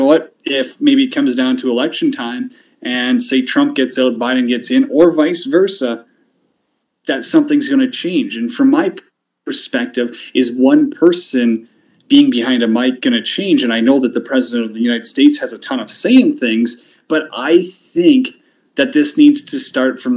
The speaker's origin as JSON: {"language": "English", "country": "Canada", "said": "being a Canadian, we've got our own issues up here"}